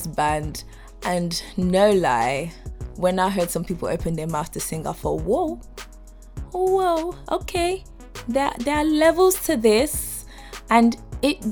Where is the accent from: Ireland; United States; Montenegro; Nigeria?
Nigeria; I'm Nigerian.